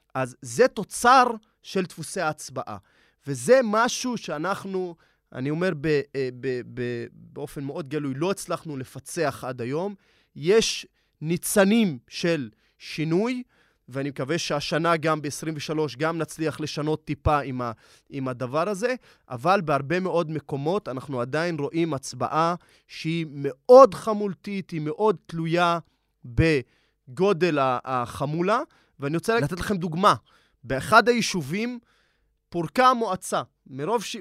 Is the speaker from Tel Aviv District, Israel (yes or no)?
no; Nazareth, Northern District, Israel; moved away as an adult; also born or lived in Jerusalem; אני במקור מנצרת, עליתי לעיר הקודש מאחת לשנייה, עליתי לעיר הקודש אה, ירושלים ללמוד אה, משפטים